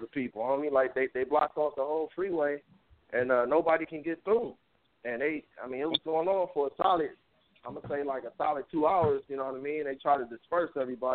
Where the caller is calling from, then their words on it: San Francisco, California, United States; I'm calling from San Francisco right now